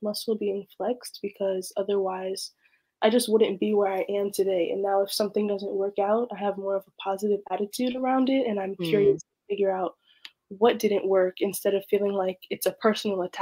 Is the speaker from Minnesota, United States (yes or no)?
no; Oakland, California, United States; I was born and raised in Oakland, California